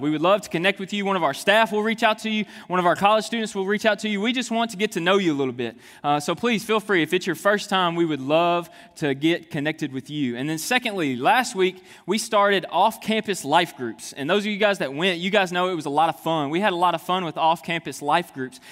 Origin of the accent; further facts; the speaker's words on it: Jonesboro, Arkansas, United States; moved away; I'm originally from Jonesboro, Arkansas.